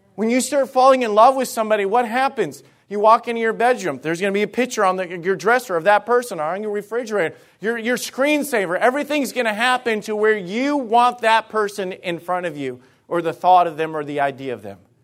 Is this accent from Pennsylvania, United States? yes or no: no; Alabama, United States; moved away; I was from Alabama, okay? And, and, and some of the things and ways that I grew up and everything, it was just different